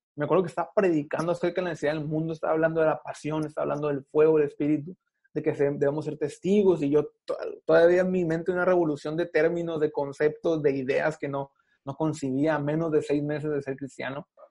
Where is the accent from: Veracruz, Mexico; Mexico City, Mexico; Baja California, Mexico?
Baja California, Mexico; Mexicali; also born or lived in Los Angeles, California; Mis papás me tuvieron en Los Ángeles, California, tres meses creo a lo mucho y yo tengo 28 años, 27 años y nueve meses en Mexicali